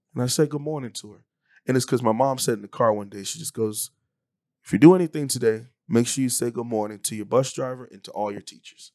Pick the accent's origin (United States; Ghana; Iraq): United States; Hialeah, Florida; moved away as an adult; also born or lived in Mayville, North Dakota; from Miami, Florida, born and raised in Hialeah, to be more specific, uh, in, in Miami, it's a suburb of Miami